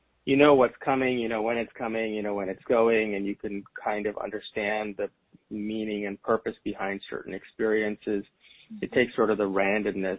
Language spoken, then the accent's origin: English; India; And I am from India and brought up in a very traditional Indian family